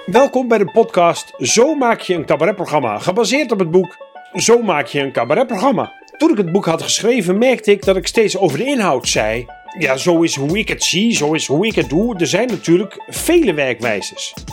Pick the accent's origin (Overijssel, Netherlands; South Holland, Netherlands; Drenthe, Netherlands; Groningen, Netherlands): Groningen, Netherlands; ik kom ook uit Groningen